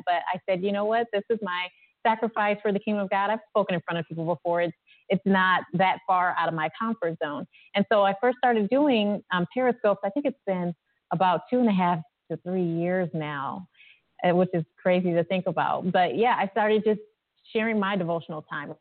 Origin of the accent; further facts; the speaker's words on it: Ohio, United States; I'm from Ohio